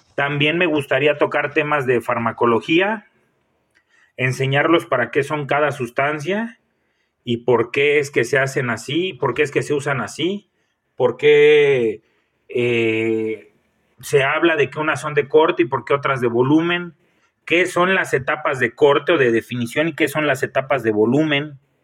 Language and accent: Spanish; Michoacán, Mexico; soy nacido en Michoacán